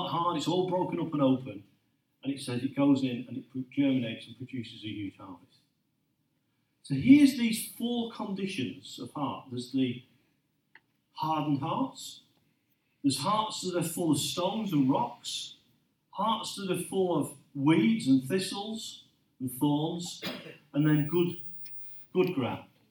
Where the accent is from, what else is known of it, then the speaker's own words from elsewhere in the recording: Lincolnshire, East Midlands, United Kingdom; I grew up in Lincolnshire